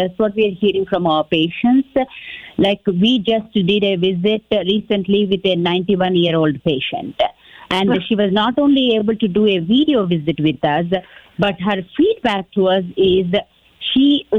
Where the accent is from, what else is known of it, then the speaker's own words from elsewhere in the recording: Texas, United States; me being the Texan and everything